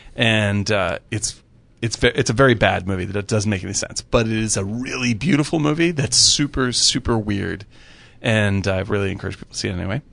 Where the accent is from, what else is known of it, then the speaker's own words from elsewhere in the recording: Cape Cod, Massachusetts, United States; also born or lived in Boston; now in Los Angeles, United States; I grew up in Cape Cod